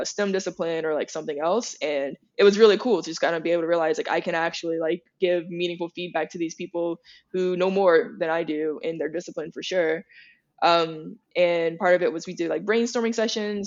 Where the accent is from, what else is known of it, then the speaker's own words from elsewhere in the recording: Opelousas, Louisiana, United States; moved away; coming from Opelousas